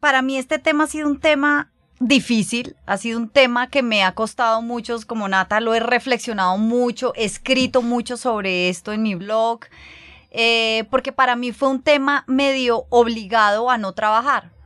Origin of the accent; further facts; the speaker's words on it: Colombia; moved away as an adult; cuando volvimos a Colombia, que fue hace dos años y medio